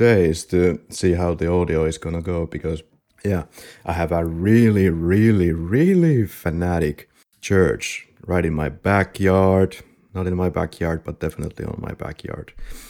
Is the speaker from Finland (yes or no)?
yes; Finland; we both have a rally accent. We are from Finland